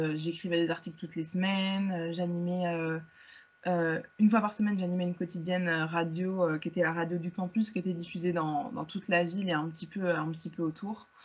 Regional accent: Val-de-Marne, Paris region, Île-de-France, France; also born or lived in Hauts-de-Seine (92); j'ai toujours vécu en région parisienne. Je suis née dans le 92, j'ai grandi dans le 94

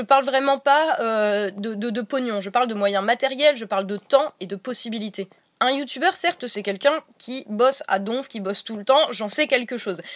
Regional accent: Meuse, Grand Est, France; la là d'où je viens, la Meuse

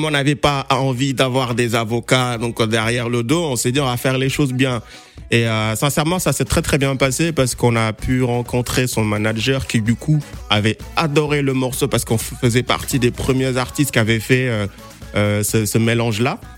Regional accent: Senegal; moi, je suis sénégalais

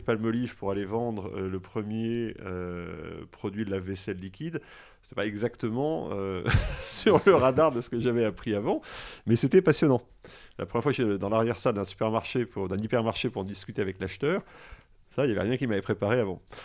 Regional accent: Grenoble, Auvergne-Rhône-Alpes, France; also born or lived in Versailles / Alsace; now in Washington, United States; je suis né à Versailles. En fait, mes parents euh, ont déménagé pratiquement après ma naissance à Grenoble

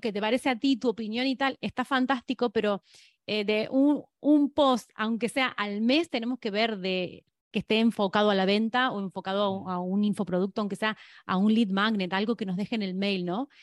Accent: Argentina; moved away as an adult; now in Spain; soy argentina y que, y que vivo en España 17 años

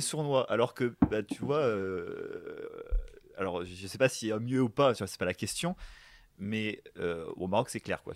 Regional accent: France; nous, en tant que Français

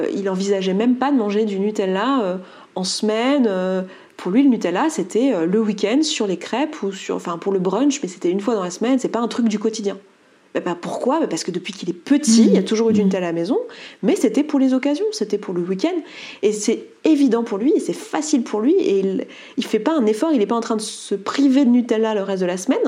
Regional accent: Savoie, Auvergne-Rhône-Alpes, France; je suis savoyarde

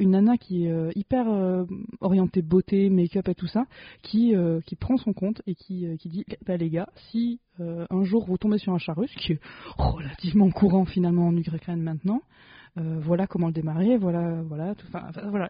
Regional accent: France; en tant que française privilégiée

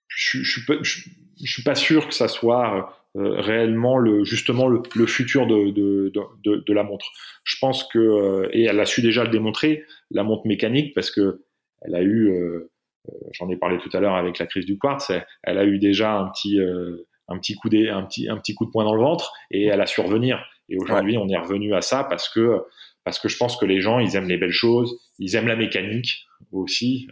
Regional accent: France; je suis français, j'ai une carte d'identité française

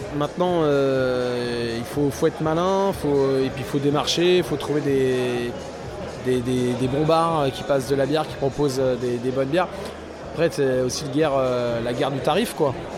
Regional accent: France; on est français

